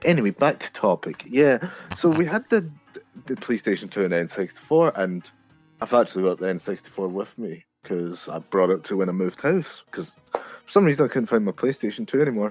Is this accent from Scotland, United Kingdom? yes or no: yes; Scotland, United Kingdom; from Scotland